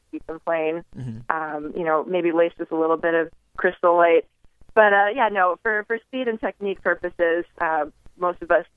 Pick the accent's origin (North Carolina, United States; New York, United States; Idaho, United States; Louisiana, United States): New York, United States; now in Las Vegas, United States; I'm originally from New York